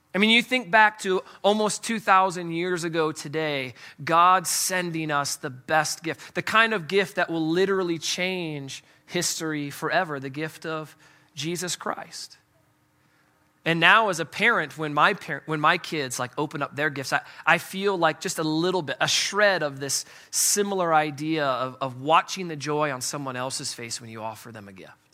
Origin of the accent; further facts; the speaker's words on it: Midwest, United States; I'm from the Midwest